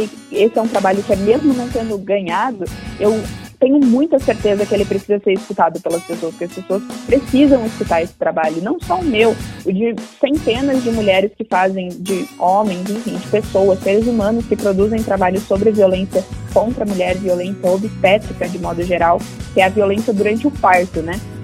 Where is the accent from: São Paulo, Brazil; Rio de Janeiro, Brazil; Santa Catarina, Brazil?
Santa Catarina, Brazil; Bombinhas; moved away as an adult; minha família mora toda no litoral de Santa Catarina, numa cidade chamada Bombinhas, onde eu cresci a maior parte da minha vida.